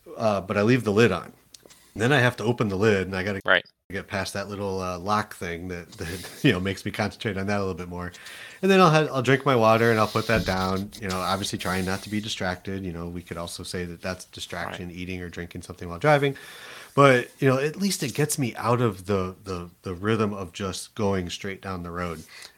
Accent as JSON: {"language": "English", "town": "Toledo", "region": "Ohio", "country": "United States", "tie": "born or raised there", "said": "I'm from Toledo. {S1} Now, {S0} I can say it. It's my hometown."}